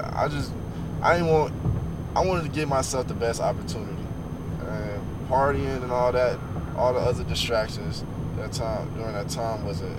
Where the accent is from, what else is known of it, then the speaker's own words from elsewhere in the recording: Oklahoma, United States; born there; Nah, because I was born in Oklahoma, so it snows in the Midwest.